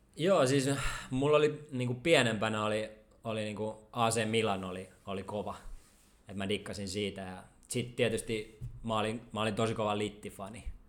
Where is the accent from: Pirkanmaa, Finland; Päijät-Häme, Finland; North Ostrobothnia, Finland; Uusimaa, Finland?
Uusimaa, Finland; Helsinki; kun mä olin niinku stadilainen junnu